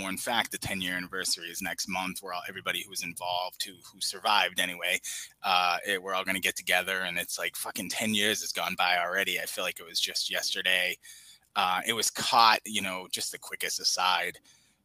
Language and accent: English; Boston, Massachusetts, United States; I grew up in Boston